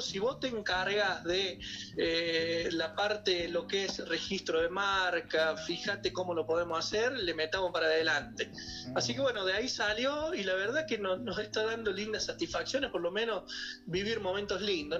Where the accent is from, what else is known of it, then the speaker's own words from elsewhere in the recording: Córdoba, Argentina; moved away as an adult; also born or lived in Mendoza, Argentina; now in Cafayate, Argentina; yo soy de Córdoba, me voy a estudiar a Mendoza y de Mendoza vengo a Cafayate